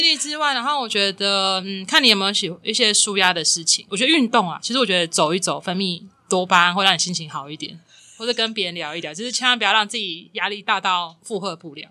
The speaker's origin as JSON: {"language": "Chinese", "region": "Kinmen County", "country": "Taiwan", "tie": "born or raised there", "moved": "as an adult", "said": "我在金门读到高中，然后大学是在平教大读的"}